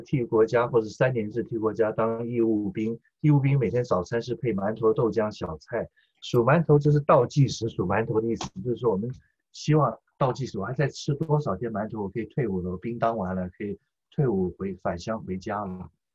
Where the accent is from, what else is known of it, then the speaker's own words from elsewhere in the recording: Taiwan; moved away as an adult; now in United States; 我们是台湾长大的中国人